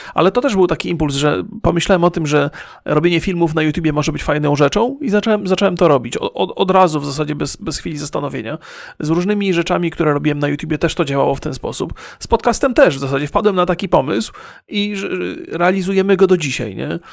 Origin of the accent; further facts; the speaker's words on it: Bolesławiec, Lower Silesian Voivodeship, Poland; now in San Francisco, United States; ja się urodziłem w mieście i nie było to duże miasto, Bolesławiec Wielki nie jest